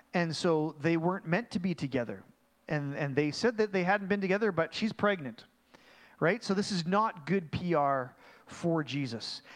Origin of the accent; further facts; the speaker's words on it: Mission, British Columbia, Canada; I'm actually from Mission